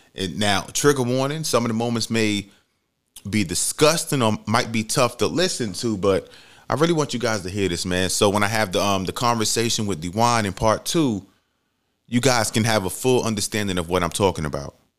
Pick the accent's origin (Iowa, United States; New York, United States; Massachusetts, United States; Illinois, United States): New York, United States; New York City; moved away as an adult; also born or lived in Georgia; when I first moved to Georgia, I'm from New York City